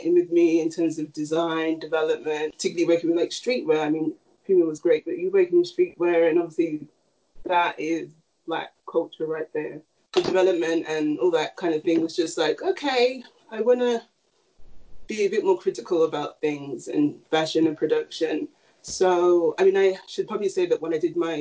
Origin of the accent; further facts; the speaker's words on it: United Kingdom; now in New York, United States; a black British person in New York